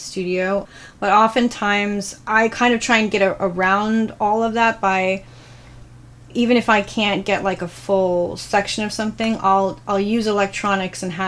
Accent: New York, United States; now in Los Angeles, United States; I'm actually from New York

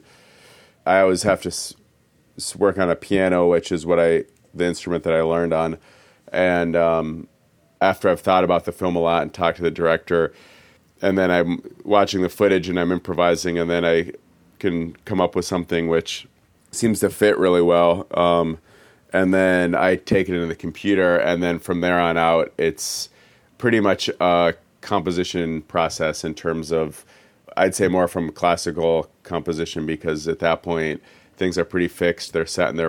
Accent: Minneapolis, Minnesota, United States; moved away as an adult; also born or lived in Ohio; now in Los Angeles, United States; I lived in Minneapolis when I was born there, and I lived there until I graduated Southwest High School when I was 18 years old

